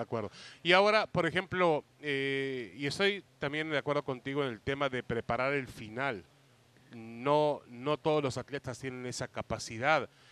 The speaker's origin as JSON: {"language": "Spanish", "country": "Mexico"}